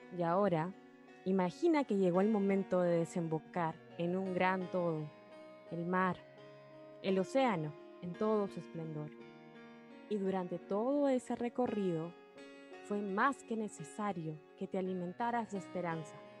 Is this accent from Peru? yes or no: yes; Peru; mi país, Perú